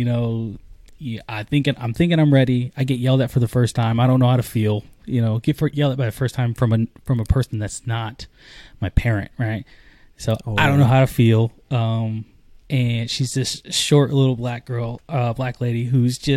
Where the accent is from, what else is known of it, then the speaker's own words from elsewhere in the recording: Arizona, United States; I'm from Arizona